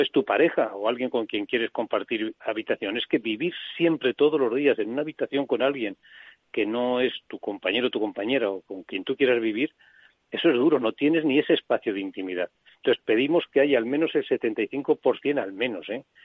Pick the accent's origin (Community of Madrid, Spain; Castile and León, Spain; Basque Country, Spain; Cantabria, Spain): Castile and León, Spain; Soria; yo que soy de Soria